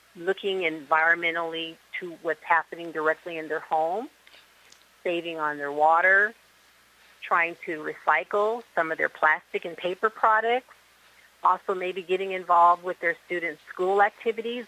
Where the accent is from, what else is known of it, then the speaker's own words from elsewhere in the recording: Seattle, Washington, United States; now in Miami, United States; I'm originally from Seattle, Washington, and I am now reside in the Miami area, beautiful South Florida